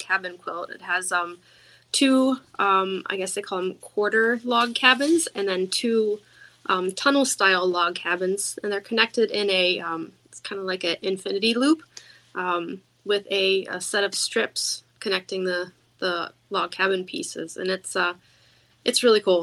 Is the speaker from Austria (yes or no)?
no; Pennsylvania, United States; I grew up in Amish country or near Amish country